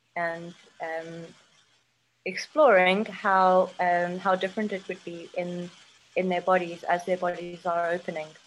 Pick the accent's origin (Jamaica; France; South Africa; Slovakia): South Africa; moved away as an adult; also born or lived in United Kingdom; I'm South African